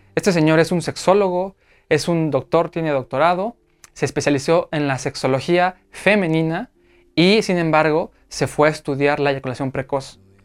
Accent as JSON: {"language": "Spanish", "country": "Mexico", "said": "aquí en México, en mi país"}